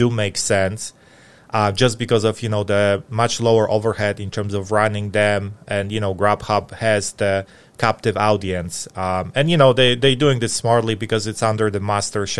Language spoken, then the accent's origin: English; Atlanta, Georgia, United States; in Atlanta, in my hometown